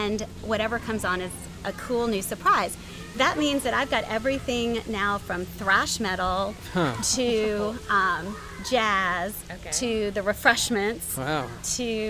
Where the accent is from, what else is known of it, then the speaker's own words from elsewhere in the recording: Atlanta, Georgia, United States; I grew up in Atlanta